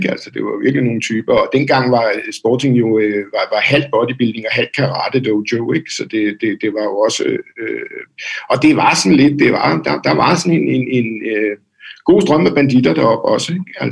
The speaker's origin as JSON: {"language": "Danish", "town": "Dragør", "region": "Capital Region of Denmark", "country": "Denmark", "tie": "born or raised there", "also_born_or_lived": "Copenhagen", "said": "i Drage oprindeligt, okay, ja. Øh, men har, har boet sådan i København det meste af mit voksne liv."}